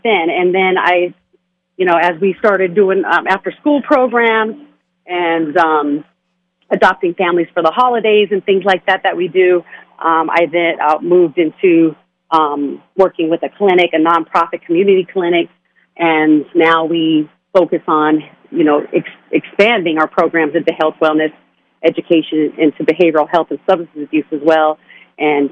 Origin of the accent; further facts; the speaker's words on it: Las Vegas, Nevada, United States; I grew up in Las Vegas, so this is home.